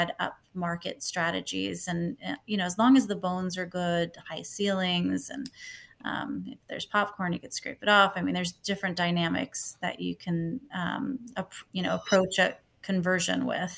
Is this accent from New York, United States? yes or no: yes; Long Island, New York, United States; moved away as an adult; now in US West Coast; I grew up in New York, in Long Island